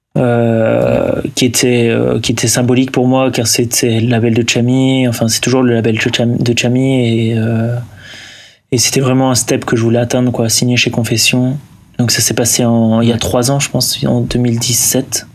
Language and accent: French; Lille, Hauts-de-France, France; moi je viens du nord. Je viens de Lille.